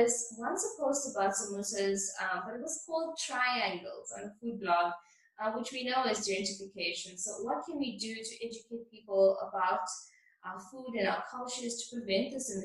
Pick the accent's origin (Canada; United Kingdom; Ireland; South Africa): South Africa; Durban, KwaZulu-Natal; I am from Mierbank